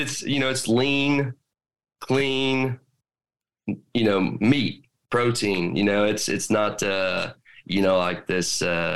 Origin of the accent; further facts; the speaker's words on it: Midwest, United States; I'm from the Midwest.